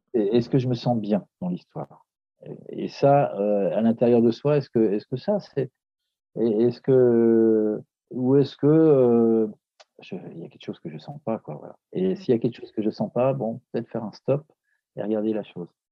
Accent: Paris, Île-de-France, France; je suis de Paris

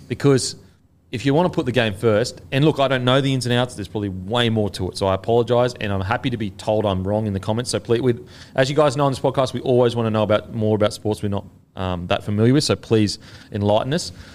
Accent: Australia; as an Australian

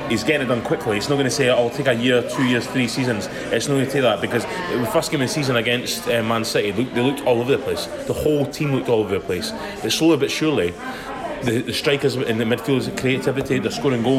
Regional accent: United Kingdom; as a British person

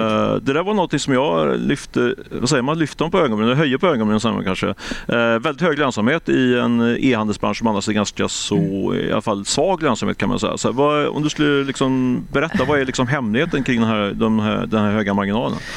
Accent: Ljungskile, Västra Götaland, Sweden; moved away; Jag är ju från från Ljungskile, men det är sju mil norr om Göteborg, så det är mina trakter.

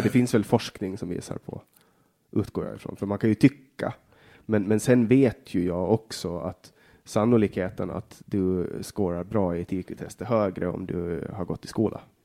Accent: Åland Islands; Jag är född på Åland och bara Åland

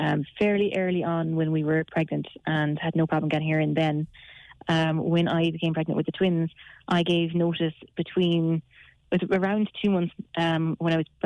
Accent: Galway, Connacht, Ireland; moved away; I'm from Galway and my husband is from Mayo. So we've got no family down here

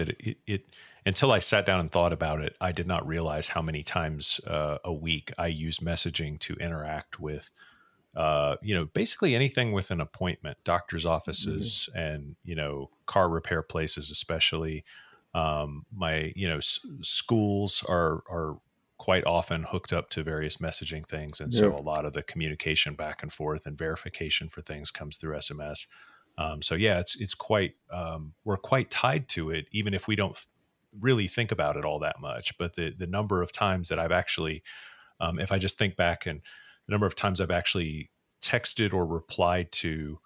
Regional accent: Texas, United States; I'm also Texan

